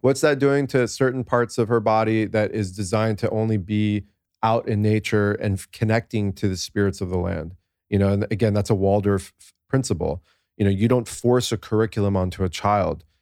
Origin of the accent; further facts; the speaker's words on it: United States; I'm this American kid with these two pa-, Persian parents